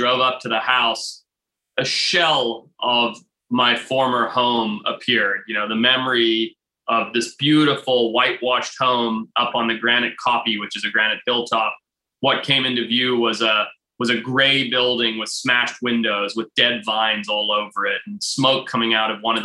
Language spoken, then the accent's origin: English; Zimbabwe; moved away; I grew up in Zimbabwe, right? On a beautiful farm, 200 acres